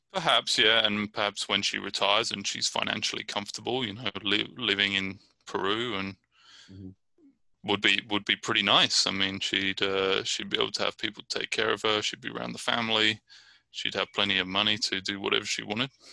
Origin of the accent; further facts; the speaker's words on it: Brighton, South East England, United Kingdom; now in Richmond, United States; I'm originally from Brighton, England, and I'm living in Richmond, California.